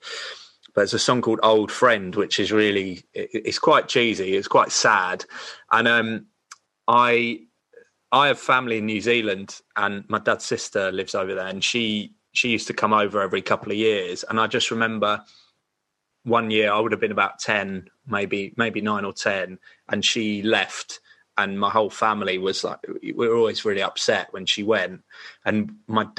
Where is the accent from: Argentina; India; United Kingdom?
United Kingdom; Sussex, South East England; I was from Sussex.